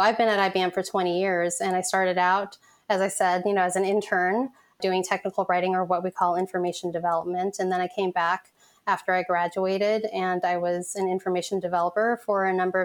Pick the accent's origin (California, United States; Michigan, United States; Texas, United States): California, United States; San Francisco; also born or lived in Vietnam; at the age of one, I came to this country and to San Francisco specifically as a refugee